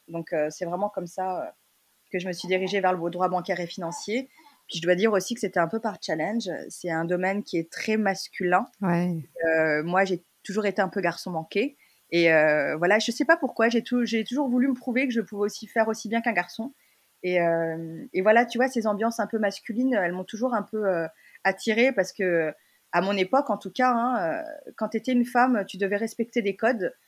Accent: Lyon, Auvergne-Rhône-Alpes, France; moved away as an adult; also born or lived in Hong Kong; now in Paris, France; je suis, née, j'ai grandi à Lyon

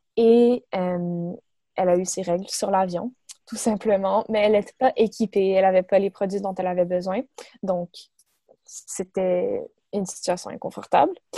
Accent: Montreal, Quebec, Canada; j'ai 24 ans, je viens de Montréal

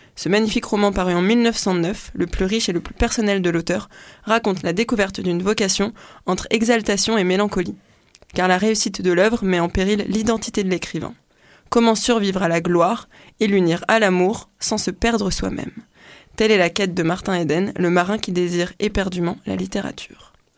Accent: French Guiana; je suis née en Guyane

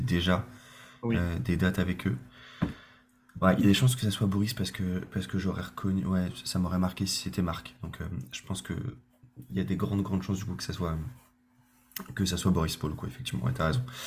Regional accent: Le Mans, Pays de la Loire, France; moved away as an adult; now in Paris, France; moi je suis du Mans, je suis originaire du Mans

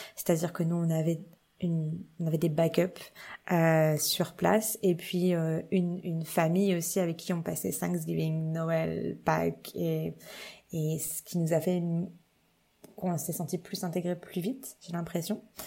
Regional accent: Châlons-en-Champagne, Grand Est, France; moved away as an adult; also born or lived in Nancy, France / Paris, France; now in Toronto, Canada; j'ai grandi à Reims, enfin à côté de Reims, dans une ville qui s'appelle Châlons-en-Champagne

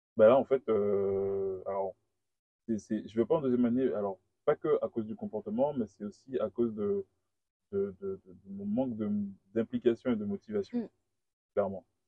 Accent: Guadeloupe; moved away as an adult; also born or lived in Paris; je viens de la Guadeloupe

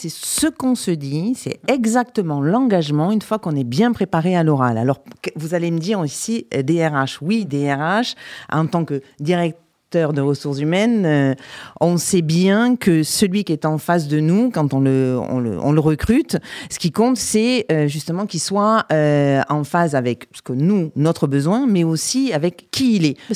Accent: Avignon, Provence-Alpes-Côte d'Azur, France; d'Avignon. Et j'ai fait d'ailleurs mes études à Aix-en-Provence, absolument.

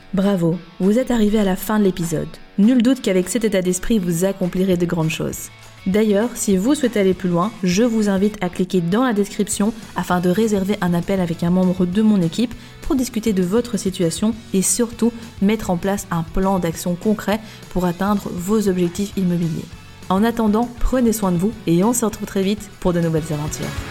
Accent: Belgium; chez nous en Belgique

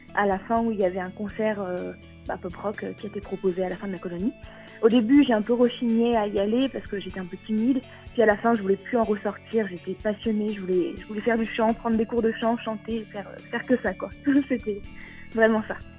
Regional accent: Vichy, Auvergne-Rhône-Alpes, France; je viens de Vichy, en Allier, dans l'Auvergne

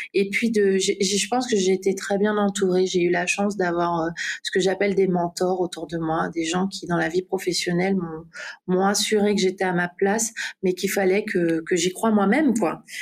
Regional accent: French Guiana; moved away as an adult; also born or lived in Martinique; je suis guyanaise, j'ai toujours vécu en Guyane

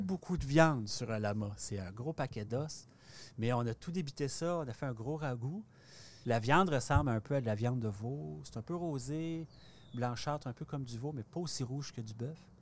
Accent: Port-Cartier, Quebec, Canada; moved away; also born or lived in Montreal; à Port-Cartier, euh, ma, côte nord natale

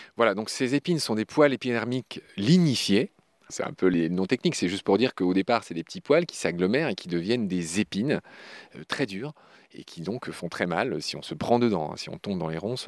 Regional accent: Lorraine, Grand Est, France; je suis lorrain

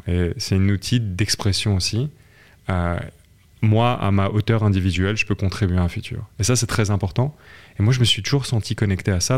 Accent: southern France, France; je viens de, je suis français. j'ai fait mes études dans le sud de la France

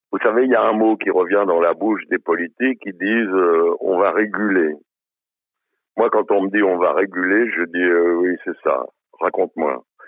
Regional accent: Budapest, Hungary; now in France; je suis né à Budapest

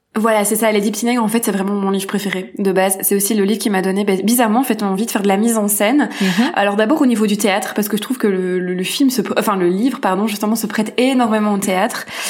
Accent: Belgium; je suis une petite Belge

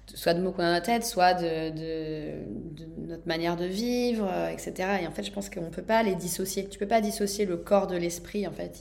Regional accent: Nantes, Pays de la Loire, France; moved away as an adult; also born or lived in Mexico; je suis née à Nantes, j'ai étudié ailleurs et après je suis partie habiter 7 ans au Mexique.

